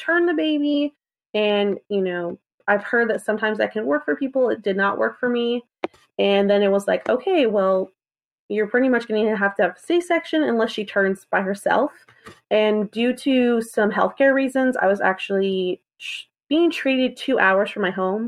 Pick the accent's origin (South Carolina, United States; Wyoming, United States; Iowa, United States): South Carolina, United States; I'm from South Carolina.